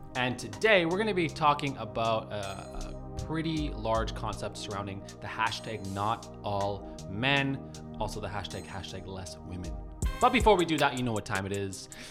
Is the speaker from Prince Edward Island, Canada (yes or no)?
no; Calgary, Alberta, Canada; my hometown